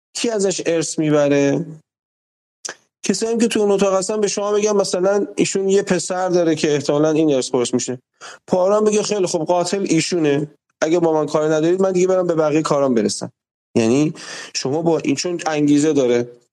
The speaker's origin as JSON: {"language": "Persian", "country": "Iran", "tie": "born or raised there", "said": "ما تو جمهوری اسلامی وقتی هی بزرگ شدیم"}